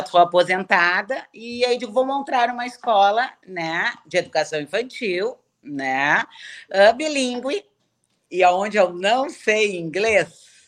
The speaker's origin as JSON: {"language": "Portuguese", "town": "Porto Alegre", "region": "Rio Grande do Sul", "country": "Brazil", "tie": "born or raised there", "said": "eu sou gaúcha, sempre morei em Porto Alegre"}